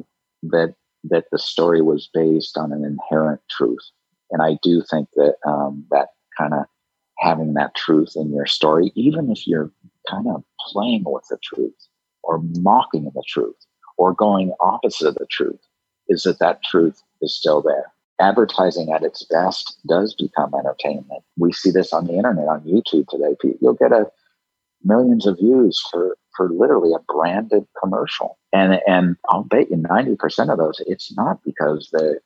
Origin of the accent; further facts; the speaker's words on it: Redondo Beach, California, United States; also born or lived in San Francisco; my parents' house where I grew up in Redondo Beach